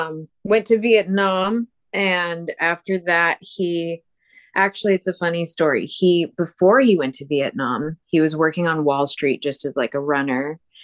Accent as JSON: {"language": "English", "town": "Cheyenne", "region": "Wyoming", "country": "United States", "tie": "born or raised there", "also_born_or_lived": "Morristown, New Jersey, United States / Laramie, Wyoming, United States", "said": "I was born in Morristown, New Jersey, and lived there until I was about 8 years old, and then moved to Cheyenne, Wyoming, and lived there until I went to Laramie for school."}